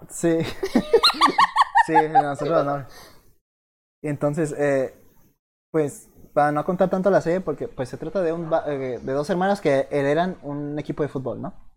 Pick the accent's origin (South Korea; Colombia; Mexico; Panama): Mexico